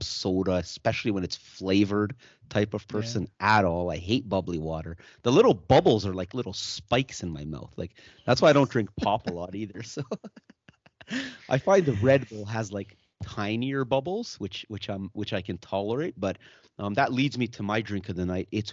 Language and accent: English; Germany; now in Canada; I was born in Germany and I'm European.